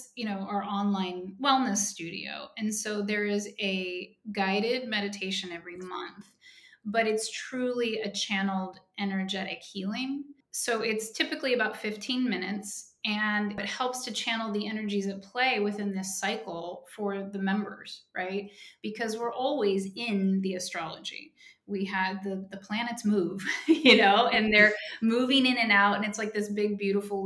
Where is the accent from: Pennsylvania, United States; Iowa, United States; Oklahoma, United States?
Oklahoma, United States; When I was 16 and from 16 to 18, I'm from Oklahoma